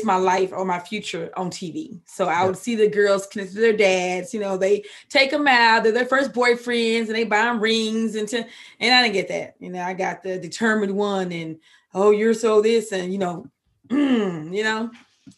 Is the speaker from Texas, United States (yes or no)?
yes; Waco, Texas, United States; I'm from that city next to where David Koresh did his thing at. But yeah, born and raised, and I'm a country girl.